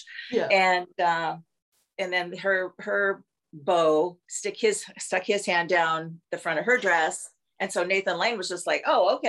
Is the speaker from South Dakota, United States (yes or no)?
yes; South Dakota, United States; moved away as an adult; also born or lived in Minneapolis / California; I'm from South Dakota.